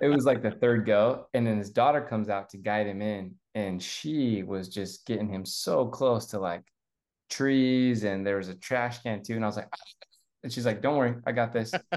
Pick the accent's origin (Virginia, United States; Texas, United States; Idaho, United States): Idaho, United States; I grew up in Idaho